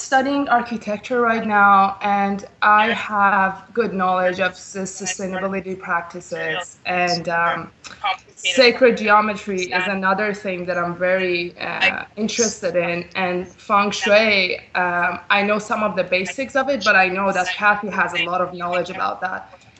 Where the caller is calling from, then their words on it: Vancouver, British Columbia, Canada; I'm calling from Vancouver, BC, Canada.